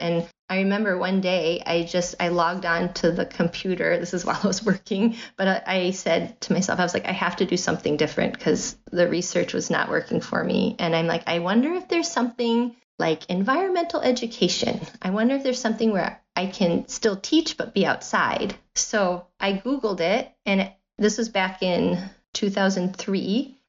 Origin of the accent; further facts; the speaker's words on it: Rockford, Illinois, United States; accent: Midwest; now in Washington, United States; Rockford, Illinois. It's very, you know, middle of the country. Right on the border of Illinois and Wisconsin. So I've been told I have a Midwest accent.